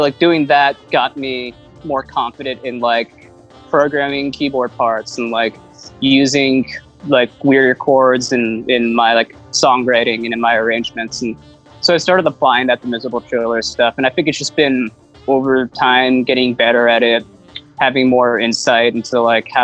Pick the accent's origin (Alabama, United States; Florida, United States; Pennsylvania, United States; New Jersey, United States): New Jersey, United States; moved away; growing up in Jersey